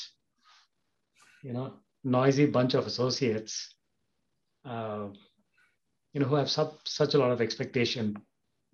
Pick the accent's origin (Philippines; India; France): India; Kolkata, West Bengal; moved away as an adult; also born or lived in Germany / Switzerland / Netherlands; I grew up in Calcutta, in Eastern India.